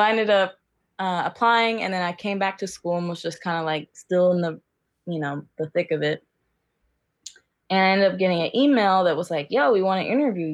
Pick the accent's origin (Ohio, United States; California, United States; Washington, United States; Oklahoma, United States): Ohio, United States; Cincinnati; now in Portland, United States; I'm from Cincinnati, and right now I'm living in Portland.